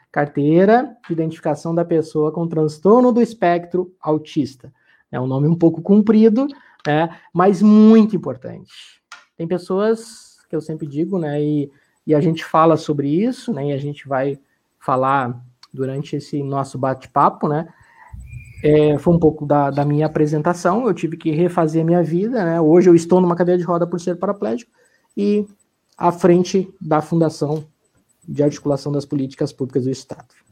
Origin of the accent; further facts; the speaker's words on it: Bom Retiro do Sul, Rio Grande do Sul, Brazil; moved away as an adult; also born or lived in Porto Alegre; now in Lajeado, Brazil; Eu sou natural de Bom Retiro do Sul, do interior aí do Vale do Taquari, trabalhando na agricultura.